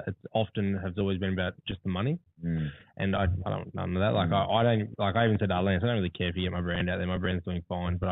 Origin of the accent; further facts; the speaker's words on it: Newcastle, New South Wales, Australia; I'm from Mount George, Newcastle.